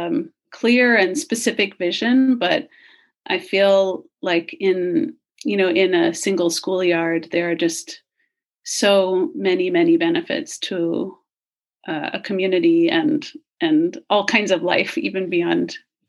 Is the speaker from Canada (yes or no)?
no; Singapore; also born or lived in United States; growing up, I lived for 11 years in Singapore. So a very urban, small island nation. Obviously, I was born in the United States.